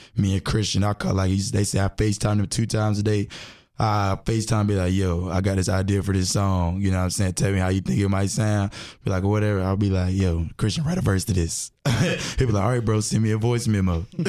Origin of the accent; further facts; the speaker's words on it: Durham, North Carolina, United States; also born or lived in Timberlake, North Carolina; I'm from Durham